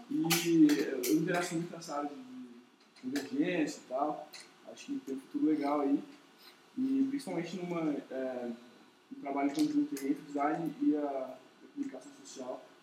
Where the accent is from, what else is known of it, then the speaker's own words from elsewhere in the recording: São Paulo, Brazil; Eu sou de São Paulo